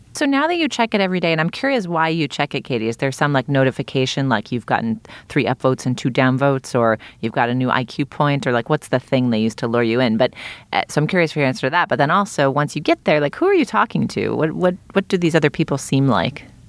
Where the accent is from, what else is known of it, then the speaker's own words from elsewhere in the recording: Boston, Massachusetts, United States; I grew up in Boston